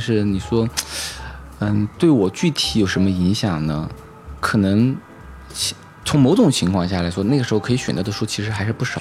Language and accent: Chinese; Chongqing, China; moved away; also born or lived in United Kingdom / Beijing / Chengdu; 我是土生土长的重庆人，啊，所以说我初一的时候呢，是进到重庆一中